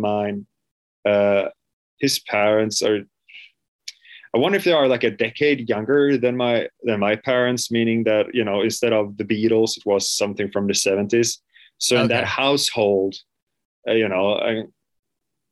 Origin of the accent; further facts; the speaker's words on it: Mölndal, Västra Götaland, Sweden; English is a second language; I was born in a place called Lindome, which is a part of Mölndal, which is right outside of Gothenburg, so on the west coast, southwest